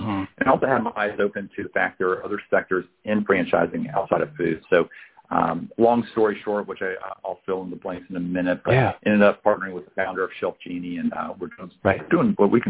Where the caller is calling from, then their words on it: Atlanta, Georgia, United States; Calling from Atlanta, Georgia.